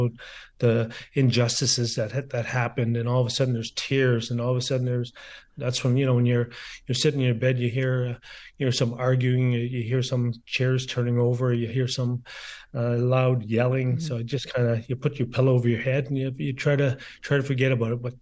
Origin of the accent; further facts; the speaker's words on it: Garden River, Ontario, Canada; also born or lived in Sault Ste. Marie; growing up in Garden River, making that first sheet of ice in my backyard